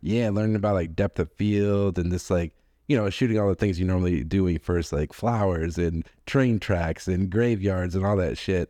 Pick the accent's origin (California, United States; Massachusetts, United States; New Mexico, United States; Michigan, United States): Massachusetts, United States; Boston; I grew up in Boston.